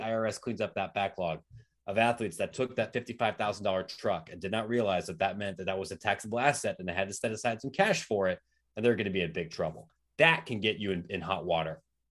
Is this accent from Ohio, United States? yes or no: yes; Columbus, Ohio, United States; I grew up in Columbus. I went to Ohio State.